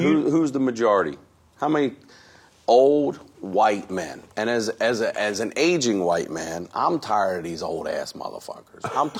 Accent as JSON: {"language": "English", "town": "Baltimore", "region": "Maryland", "country": "United States", "said": "I'm from Baltimore."}